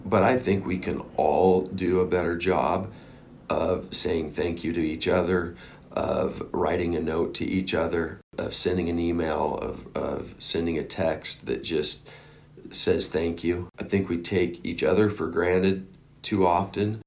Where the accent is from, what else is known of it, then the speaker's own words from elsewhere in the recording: Oregon, United States; moved away; I grew up in Oregon